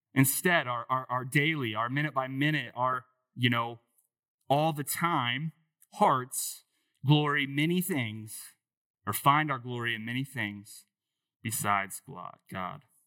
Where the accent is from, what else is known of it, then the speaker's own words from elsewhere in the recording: Dayton, Ohio, United States; I grew up in Dayton, so not far from here